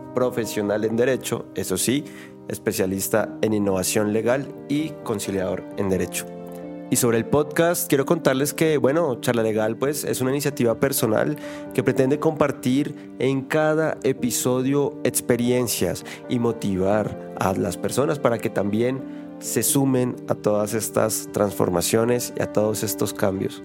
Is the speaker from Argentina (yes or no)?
no; Bogotá, Colombia; soy bogotano